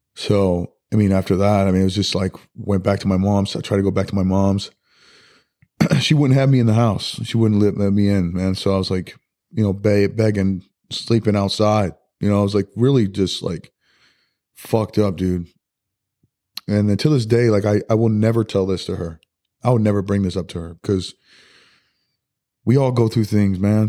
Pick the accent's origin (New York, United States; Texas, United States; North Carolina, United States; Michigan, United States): New York, United States; Rochester; we grew up in Rochester, which was, you know, Rochester, New York